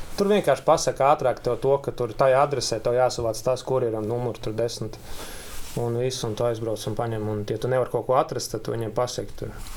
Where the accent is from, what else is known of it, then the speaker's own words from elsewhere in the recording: Jūrmala, Latvia; Jūrmalā dzīvoju jau no bērnības